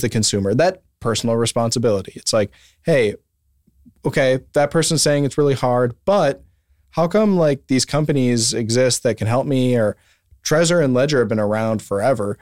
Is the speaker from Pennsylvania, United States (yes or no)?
no; Wisconsin, United States; moved away; I'm from Wisconsin